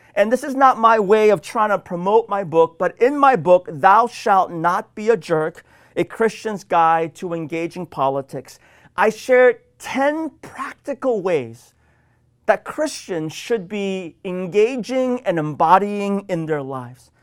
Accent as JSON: {"language": "English", "region": "Washington", "country": "United States", "said": "my home state of Washington"}